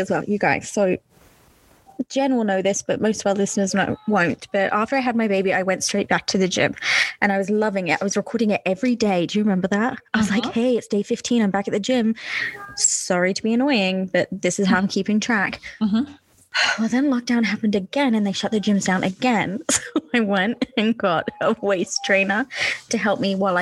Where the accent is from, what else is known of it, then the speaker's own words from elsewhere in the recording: Cambridgeshire, East of England, United Kingdom; moved away; I'm from Cambridgeshire